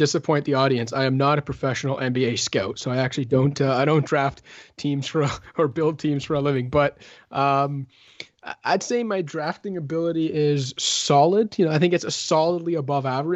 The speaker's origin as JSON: {"language": "English", "country": "Canada", "said": "a Canadian basketball person"}